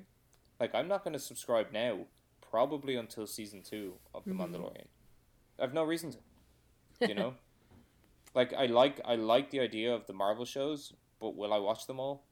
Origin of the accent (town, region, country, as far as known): Ireland